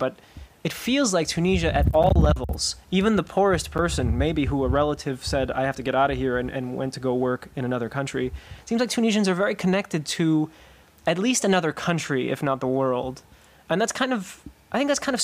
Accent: United States; I'm not just talking as an American

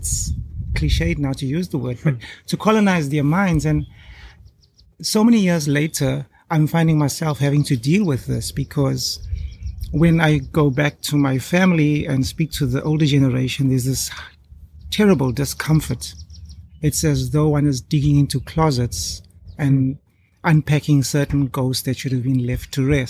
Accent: Durban, KwaZulu-Natal, South Africa; I come from Durban, which is on the east coast of South Africa. A beautiful city, subtropical, beautiful curry.

